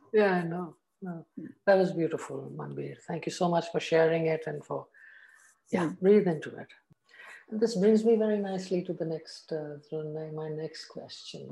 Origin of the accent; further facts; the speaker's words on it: Assam, India; moved away; also born or lived in South India; I grew up in the tea estates in Assam, but when I moved south